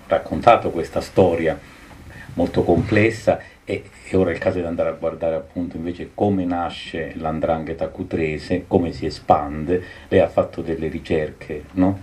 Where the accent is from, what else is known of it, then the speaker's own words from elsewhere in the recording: Calabria, Italy; essendo calabrese di quella, di, di quella costa, non di quella provincia